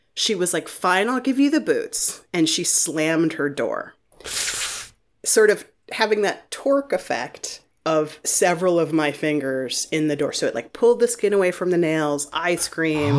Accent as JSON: {"language": "English", "town": "Shaker Heights", "region": "Ohio", "country": "United States", "tie": "born or raised there", "said": "I grew up in Shaker Heights, Ohio, which is, you know, like a suburb of, of Cleveland"}